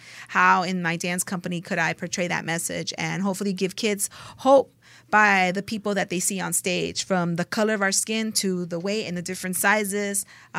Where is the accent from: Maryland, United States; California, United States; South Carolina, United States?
California, United States; Los Angeles; But I grew up in Los Angeles, too.